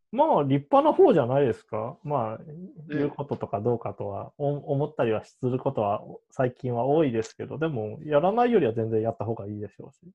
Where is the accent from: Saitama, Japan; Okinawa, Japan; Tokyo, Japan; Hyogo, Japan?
Hyogo, Japan; Amagasaki; 自分の地元はね、あの尼崎市は、今住んでる尼崎はあの水道代が免除されたんですよ。